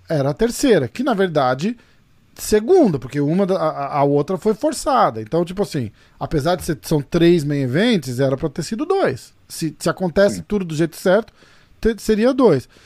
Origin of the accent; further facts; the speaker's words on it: Brazil; a gente, como brasileiro